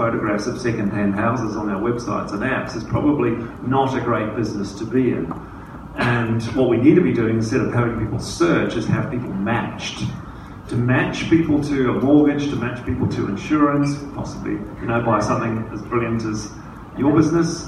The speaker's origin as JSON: {"language": "English", "country": "New Zealand", "moved": "yes", "lives_now": "Australia", "said": "being a Kiwi"}